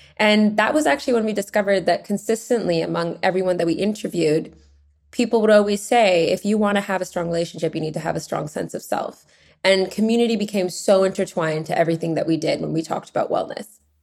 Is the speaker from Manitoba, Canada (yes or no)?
no; Vancouver, British Columbia, Canada; now in London, United Kingdom; I grew up in Vancouver, Canada, and Canadian